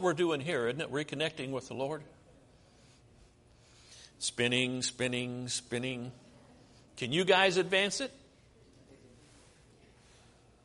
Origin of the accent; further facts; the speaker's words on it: United States; I'm an American